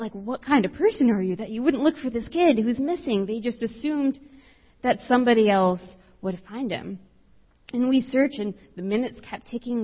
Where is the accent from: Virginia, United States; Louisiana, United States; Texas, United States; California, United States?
Texas, United States; South; I grew up in South Texas, as far south as you could possibly go. And so I grew up right on the border of the United States and Mexico.